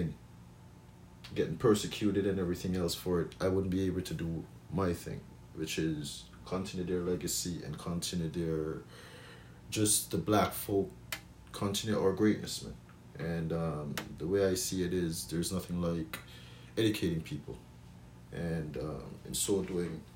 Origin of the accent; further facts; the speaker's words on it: Jamaica; I grew up knowing in Jamaica